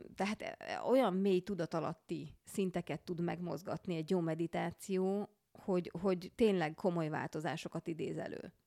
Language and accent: Hungarian; Budapest, Hungary; a Mirtus utcában, ahol felnőttem zuglóban